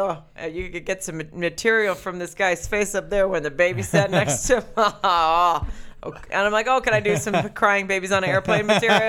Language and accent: English; Germany; born there; I can't do a German. I was born in Germany.